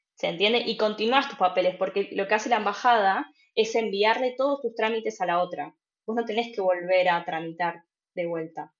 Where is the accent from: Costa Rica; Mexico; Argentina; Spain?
Argentina; Buenos Aires Province; moved away as an adult; also born or lived in Cologne / Berlin / Freiburg; now in Germany; yo soy de Argentina, de Buenos Aires, y hace tres años que estoy viviendo en Alemania